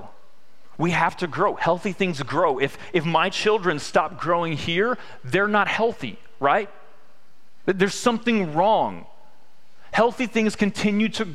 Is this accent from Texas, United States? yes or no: yes; Victoria, Texas, United States; I'm from Victoria, Texas